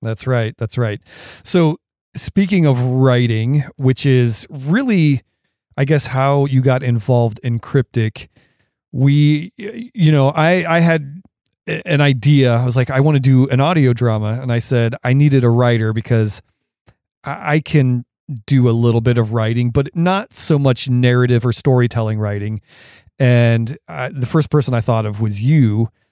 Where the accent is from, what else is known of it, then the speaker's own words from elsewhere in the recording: Portage County, Ohio, United States; growing up where I grew up in Ohio in Portage County